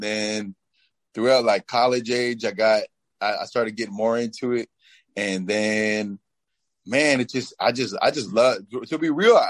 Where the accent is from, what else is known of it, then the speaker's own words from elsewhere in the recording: Florida, United States; also born or lived in Miami, Florida / Coral Springs, Florida / Palm Beach County, Florida / Fort Myers, Florida; I'm from Florida. I've lived throughout like the whole state. I'm based in Orlando right now, but I started off like in South Florida. You know, like Miami, probably like Coral Springs area after that, then Palm Beach County, Fort Myers. Now I'm in Orlando.